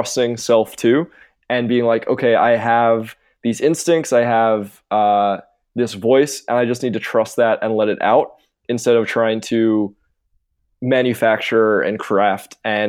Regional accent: England, United Kingdom; growing up as like a weird kid and having this identity of like, oh, I'm from England.

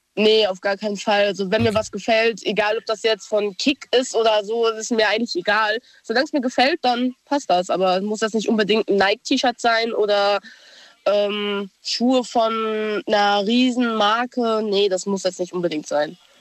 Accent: Idar-Oberstein, Rhineland-Palatinate, Germany; ich bin aus Ida Oberstein

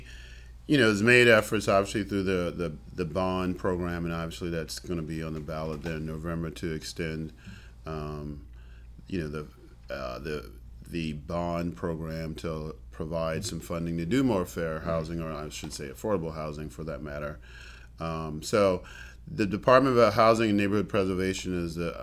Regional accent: East Coast, United States; moved away as an adult; also born or lived in San Antonio, Texas / San Angelo, Texas; now in Travis County, United States; I'm from the East Coast

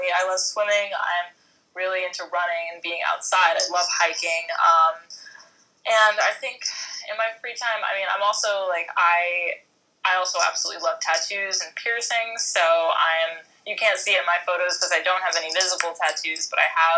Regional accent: East Coast, United States; I'm from the East Coast.

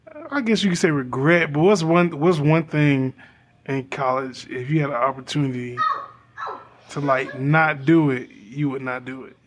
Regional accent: Orlando, Florida, United States; I'm from Orlando, Florida.

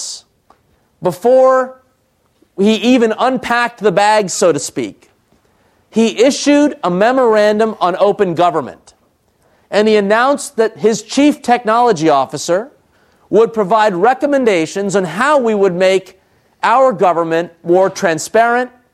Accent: Trenton, New Jersey, United States; I was born in Trenton, New Jersey.

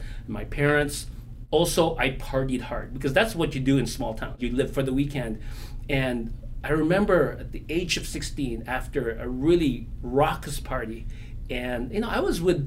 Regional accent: Binangonan, Calabarzon, Philippines; moved away; I was born in a small little barrio, a village in the Philippines called Batangan, Binangonan, Rizal

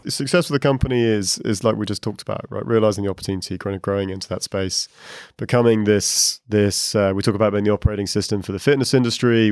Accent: United Kingdom; moved away as an adult; also born or lived in Asia; now in Dublin, Ireland; I'm a Brit, I just moved to Dublin

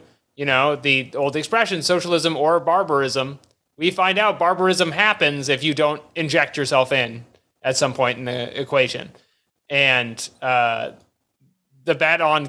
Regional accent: United States; As an American in 2022

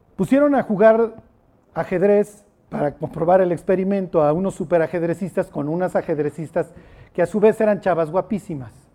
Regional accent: Mexico; Soy mexicano siglo XXI.

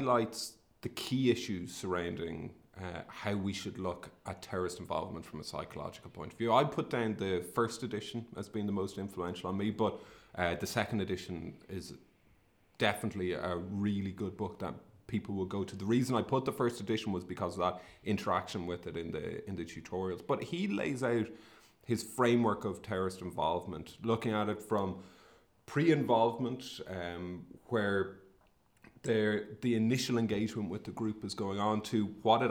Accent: Sligo, Connacht, Ireland; I'm from Sligo, in the northwest of the Republic of Ireland. And I grew up during the 80s and 90s

